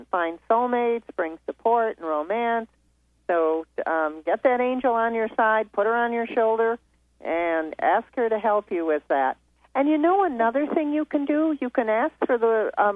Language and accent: English; East Grand Rapids, Michigan, United States; moved away; I'm from East Grand Rapids, born and raised, so I'm a Michigan girl, too